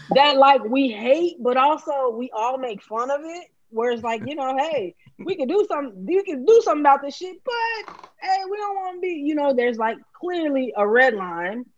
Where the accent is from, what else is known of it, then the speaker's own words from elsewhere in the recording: Chicago, Illinois, United States; Chicagoans only eat that shit when we really want it